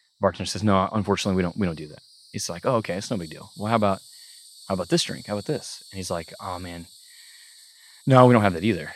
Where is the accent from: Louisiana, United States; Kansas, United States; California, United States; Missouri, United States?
Kansas, United States; Parsons; moved away as an adult; also born or lived in Emporia, Kansas; now in Stillwater, Oklahoma, United States; I'm from Parsons, Kansas, originally, so twenty-one years of my life. I was in Southeast Kansas, Parsons, Kansas